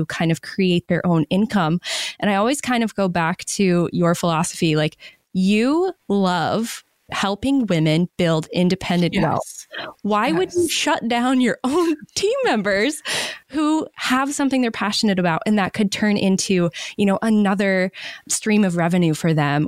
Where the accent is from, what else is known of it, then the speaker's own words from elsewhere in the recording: Maine, United States; moved away; I moved back to my home state of Maine during the pandemic.